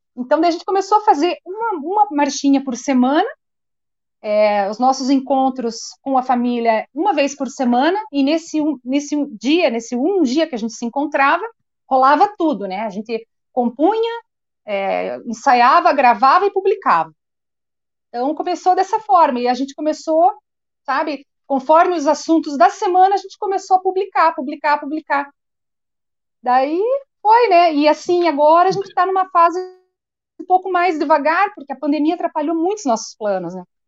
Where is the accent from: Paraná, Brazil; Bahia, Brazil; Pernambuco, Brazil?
Paraná, Brazil; Curitiba; nasci em Curitiba, sempre morei aqui em Curitiba